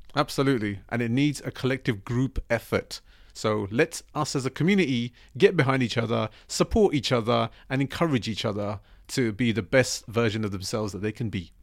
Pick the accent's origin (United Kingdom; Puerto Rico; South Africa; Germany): United Kingdom; we are British and we are Asian